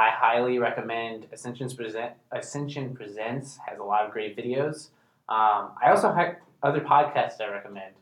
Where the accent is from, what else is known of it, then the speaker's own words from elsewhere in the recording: St. Charles, Missouri, United States; I am from St. Charles, Missouri